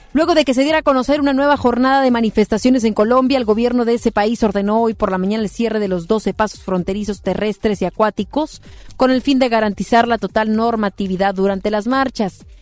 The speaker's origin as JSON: {"language": "Spanish", "country": "Mexico", "said": "como buenos mexicanos"}